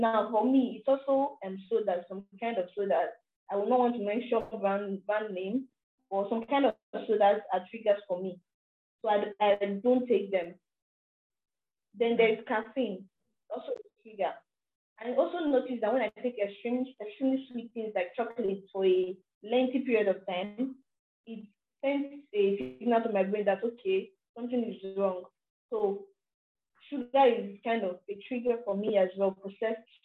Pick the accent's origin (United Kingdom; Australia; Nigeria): Nigeria; as a Nigerian and as an African